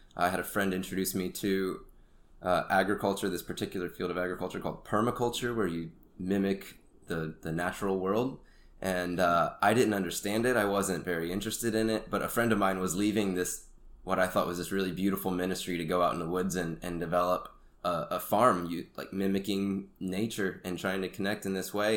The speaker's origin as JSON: {"language": "English", "town": "Sanford", "region": "Florida", "country": "United States", "tie": "born or raised there", "moved": "as an adult", "lives_now": "Rwanda", "said": "I grew up in Florida in the Orlando area, Sanford"}